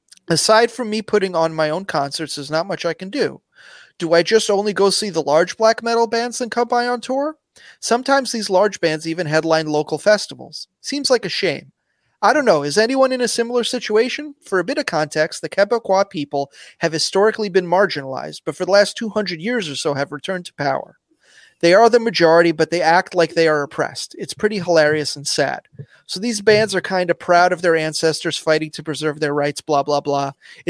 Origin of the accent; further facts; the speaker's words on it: England, United Kingdom; now in Canada; I'm English, so obviously I think separatism is fucking stupid.